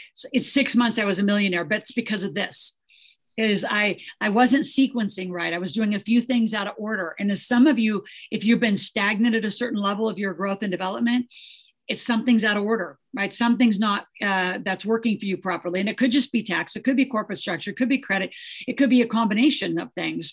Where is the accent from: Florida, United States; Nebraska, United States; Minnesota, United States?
Nebraska, United States; the way I grew up in Nebraska